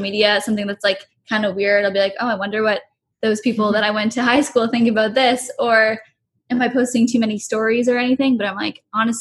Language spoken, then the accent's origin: English; Oakville, Ontario, Canada; we grew up in Oakville, which is, it's not even like a small town really, but everyone knows each other